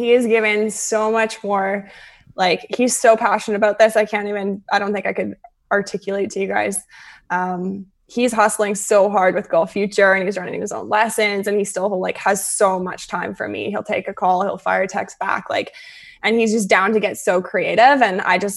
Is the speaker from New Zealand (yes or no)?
no; Calgary, Alberta, Canada; now in Vancouver, Canada; I'm originally from Calgary